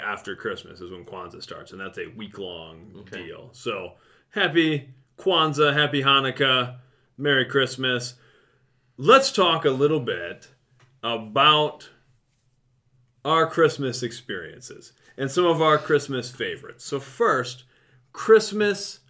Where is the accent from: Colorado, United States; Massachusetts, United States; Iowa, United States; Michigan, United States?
Iowa, United States; Mason City; I was growing up in Mason City